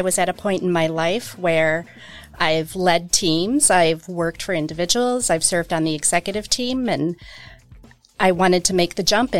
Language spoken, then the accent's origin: English; Milwaukee, Wisconsin, United States; Milwaukee, Wisconsin.